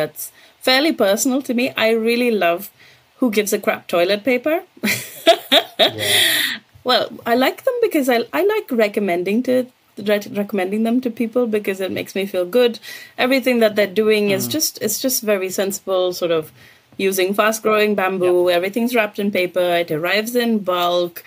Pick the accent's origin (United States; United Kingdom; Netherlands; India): India; moved away; I grew up in India